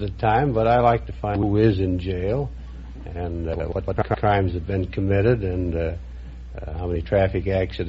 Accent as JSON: {"language": "English", "region": "Minnesota", "country": "United States", "tie": "born or raised there", "said": "I was born in Minnesota."}